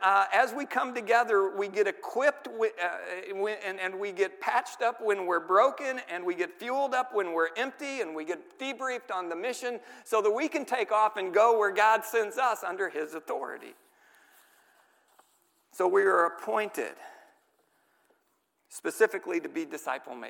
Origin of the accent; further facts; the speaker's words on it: St. Louis, Missouri, United States; I grew up in the city, okay? I grew up in St. Louis.